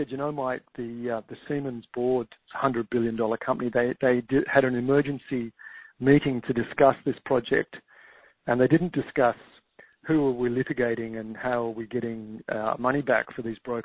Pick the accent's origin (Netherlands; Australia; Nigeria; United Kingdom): Australia; Tasmania; now in Victoria, Australia; Tasmania, which is where I grew up actually in Australia